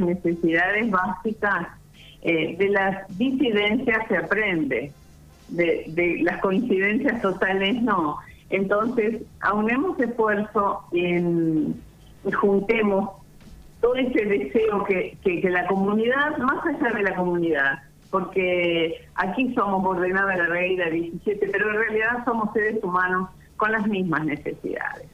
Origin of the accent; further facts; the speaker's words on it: Bordenave, Buenos Aires Province, Argentina; yo nací en Bordenave